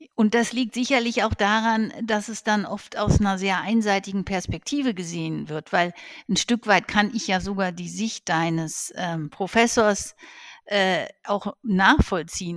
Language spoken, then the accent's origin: German; Herdecke, North Rhine-Westphalia, Germany; Ich bin am Gemeinschaftskrankenhaus Herdecke aufgewachsen